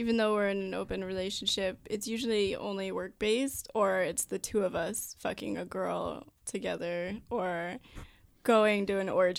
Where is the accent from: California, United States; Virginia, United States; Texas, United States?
Virginia, United States; moved away as an adult; now in Los Angeles, United States; I'm from Virginia.